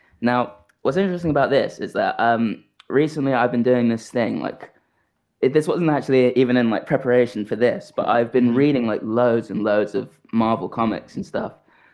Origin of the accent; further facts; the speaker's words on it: United Kingdom; I am aggressively British.